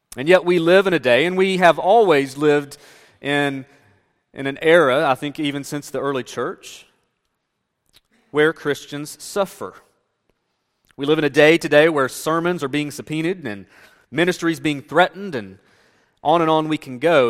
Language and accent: English; Northeast Tennessee, United States; moved away; as I grew up in the South, and specifically in Northeast Tennessee, I grew up in an area where there were churches everywhere.